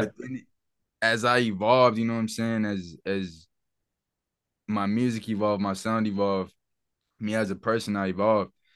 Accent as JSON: {"language": "English", "town": "Charlotte", "region": "North Carolina", "country": "United States", "tie": "born or raised there", "said": "growing up in Charlotte as, as a teen, bro, I, we grew up in a fucking, in the city"}